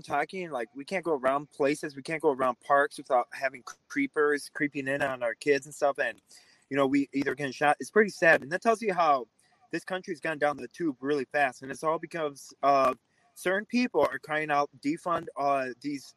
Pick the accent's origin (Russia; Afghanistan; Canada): Russia; now in Wisconsin, United States; I grew up in a communist country, you know, I grew up in Russia